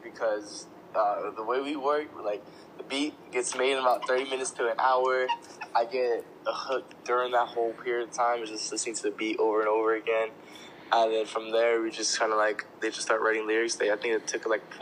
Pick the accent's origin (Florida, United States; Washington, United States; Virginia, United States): Florida, United States; Orlando; I'm from Orlando, Florida. I've been here my whole life